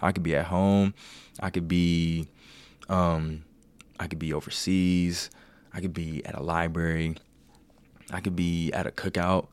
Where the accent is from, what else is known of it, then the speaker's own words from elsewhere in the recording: Cincinnati, Ohio, United States; moved away as an adult; also born or lived in Kent, Ohio; now in Columbus, United States; I'm from Cincinnati, went to Kent State.